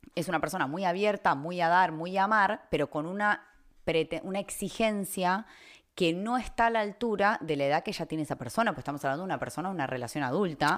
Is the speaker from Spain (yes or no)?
no; Argentina; las tres somos argentinas